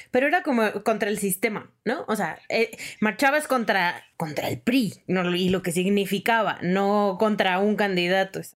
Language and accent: Spanish; Sonora, Mexico; moved away; yo soy de Sonora